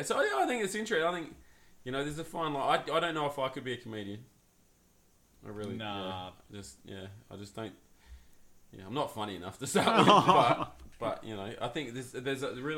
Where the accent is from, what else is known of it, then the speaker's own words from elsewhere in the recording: Australia; Because we're Australian.